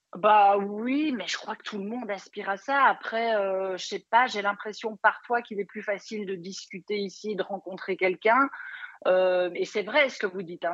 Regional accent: Belgium; accent: Belgian; je suis belge

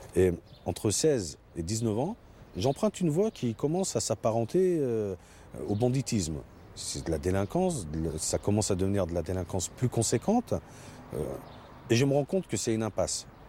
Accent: Villefontaine, Auvergne-Rhône-Alpes, France; C'est le quartier où j'ai grandi, les Oursons, à Villefontaine

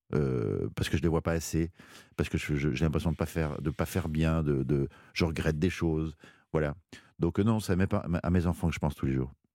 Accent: Belgium; c'est ma culture belge

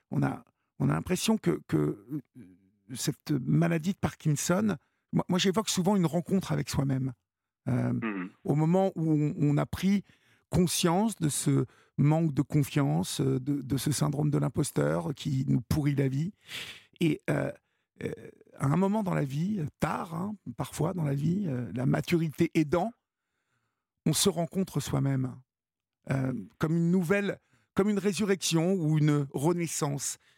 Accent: Évreux, Normandy, France; Bah voilà. Je suis d'Evreux, donc.

